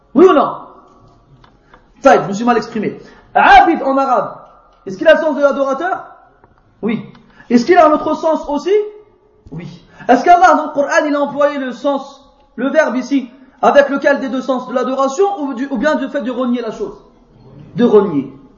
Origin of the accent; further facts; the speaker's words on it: France; je viens de France